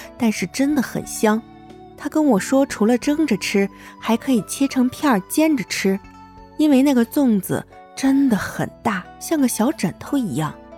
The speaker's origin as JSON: {"language": "Chinese", "region": "northern China", "country": "China", "tie": "born or raised there", "moved": "as an adult", "lives_now": "Guangdong, China", "said": "我是一个在北方长大，在南方生活的人"}